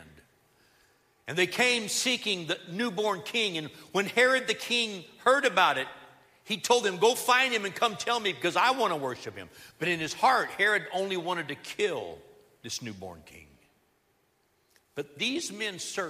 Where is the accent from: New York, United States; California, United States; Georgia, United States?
California, United States; Southern; moved away as an adult; I was raised in Southern California